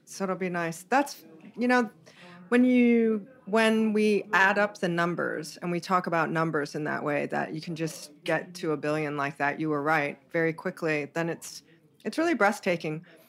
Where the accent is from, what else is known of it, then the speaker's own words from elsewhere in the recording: Hawaii, United States; I was born and raised in Hawaii